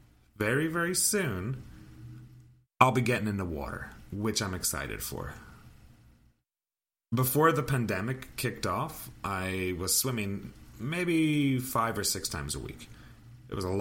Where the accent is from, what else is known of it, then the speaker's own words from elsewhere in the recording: Ireland; now in Canada; now I'm living in Canada. I'm from Ireland